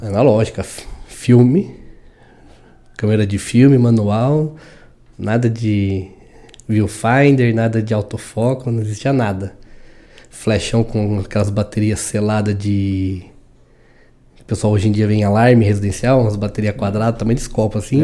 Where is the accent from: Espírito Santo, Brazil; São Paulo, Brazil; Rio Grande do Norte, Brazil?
São Paulo, Brazil; moved away as an adult; also born or lived in Indaiatuba; sou de São Paulo, de São Paulo vim pro interior. Vim, morei aqui em Dayatuba nove anos